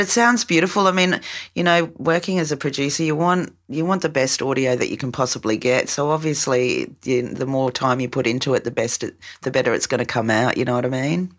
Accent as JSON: {"language": "English", "country": "Australia"}